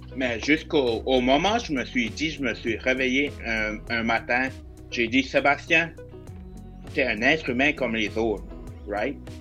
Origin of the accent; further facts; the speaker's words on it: Bathurst, New Brunswick, Canada; je viens du nord du Nouveau-Brunswick, dans une ville qui s'appelle Batters.